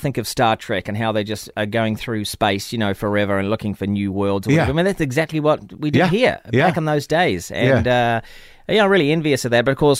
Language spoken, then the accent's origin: English; New Zealand; we might come from this place, you know, next stop Antarctica